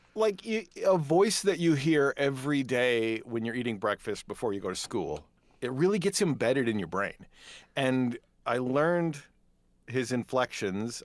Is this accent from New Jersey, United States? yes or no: no; Dodgeville, Wisconsin, United States; moved away as an adult; also born or lived in Madison, Wisconsin / Kenosha, Wisconsin; now in Prairie du Sac, United States; I was born and raised in Dodgeville, Wisconsin